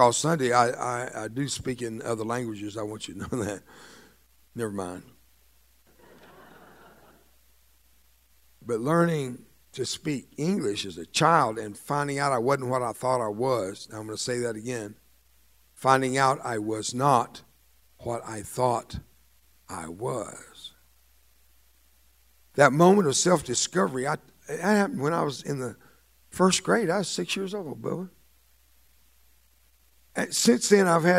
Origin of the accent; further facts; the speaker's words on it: the Rio Grande Valley, Texas, United States; first language Spanish; English is a second language; also born or lived in Mexico / Central America; I was raised by a Mexican nanny from Matamoros, Mexico, right across the border from Brownsville and McAllen, Texas. And I grew up in that valley